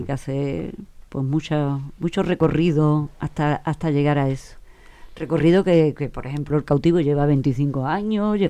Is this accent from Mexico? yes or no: no; Huelva, Andalusia, Spain; me he criado en el matadero